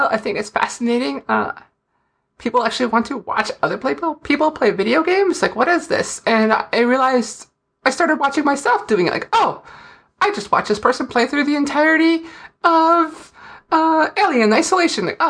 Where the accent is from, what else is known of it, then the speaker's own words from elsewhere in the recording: Fargo, North Dakota, United States; accent: Fargo; everyone loves watching me talk with my Fargo accent on a video where I was mocking a Fargo accent.